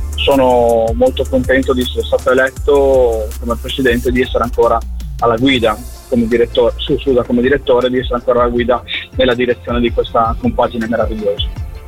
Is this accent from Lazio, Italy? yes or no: no; Friuli-Venezia Giulia, Italy; sento le radici del mio paese, le radici della mia terra, del Friuli, molto forti in me